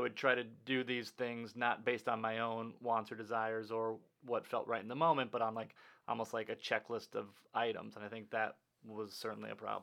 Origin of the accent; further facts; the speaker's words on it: Minnesota, United States; growing up in Minnesota